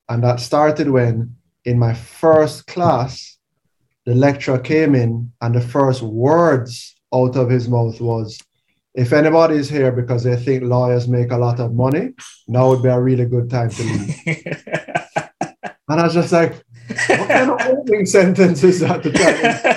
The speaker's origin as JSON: {"language": "English", "country": "Jamaica", "tie": "born or raised there", "also_born_or_lived": "Canada", "said": "born and raised in Jamaica, went to Campan College"}